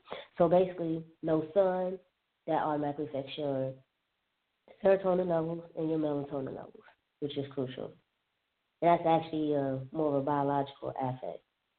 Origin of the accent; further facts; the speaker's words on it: Alabama, United States; also born or lived in Southern California / Florida; living in SoCal, living in Florida, growing up in Alabama, I've never heard of light therapy.